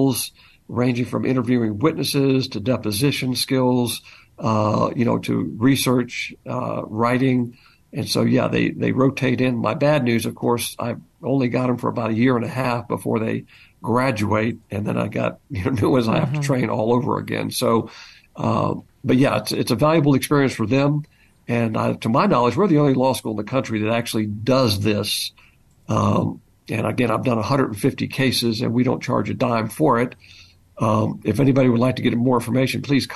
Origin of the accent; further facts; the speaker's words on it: the American South, United States; I'm a Southerner, so my Southern heritage is very important to me